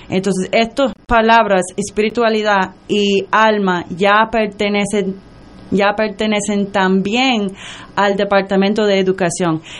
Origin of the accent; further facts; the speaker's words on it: United States; Spanish is a second language; now in Puerto Rico; yo nací en los Estados Unidos. Yo soy ah, de una mamá puertorriqueña